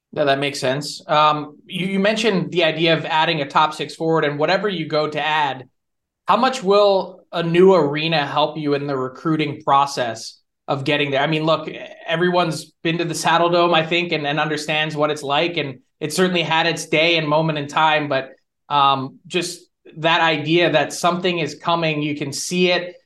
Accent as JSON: {"language": "English", "country": "United States", "said": "as an American myself, I've worked in Canada for eight years"}